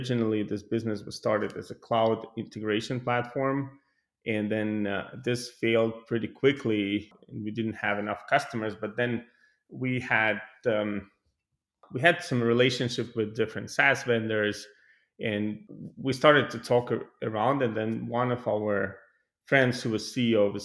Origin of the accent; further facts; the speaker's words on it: Tallinn, Harju County, Estonia; moved away as an adult; now in Sunnyvale, United States; Originally, I'm coming from Tallinn, Estonia